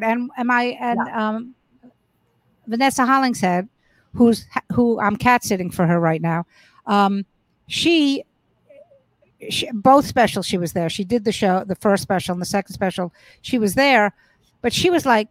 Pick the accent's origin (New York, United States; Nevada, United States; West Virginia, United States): New York, United States; New York City; I grew up in Brooklyn